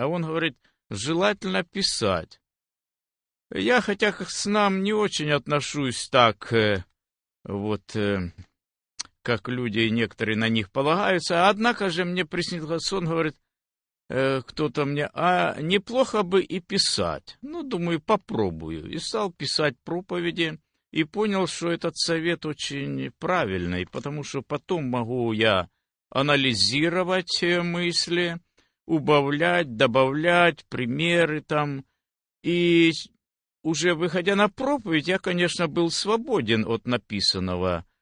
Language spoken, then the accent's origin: Russian; Velyka Znamianka, Zaporizhzhia Oblast, Ukraine; moved away as an adult; also born or lived in Nikopol, Dnipropetrovsk Oblast, Ukraine; now in United States; Я родился в Запорожской области, село Большая Знаменка. Э, но где-то в тринадцать лет переехали мы в Никополь, и там прошли мои и детские, и юношеские годы, и взрослые